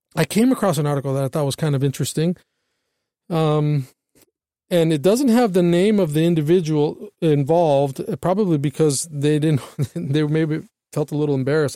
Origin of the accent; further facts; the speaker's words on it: United States; we as American citizens